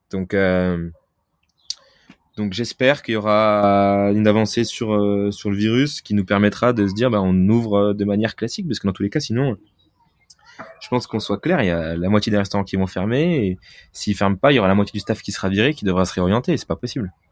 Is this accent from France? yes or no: yes; France; on est français, on est fêtard, on, aime, on aime la bouffe